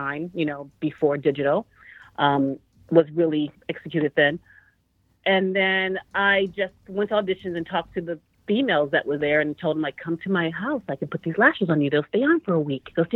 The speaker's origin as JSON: {"language": "English", "region": "New York", "country": "United States", "moved": "yes", "lives_now": "Los Angeles, United States", "said": "I'm from New York"}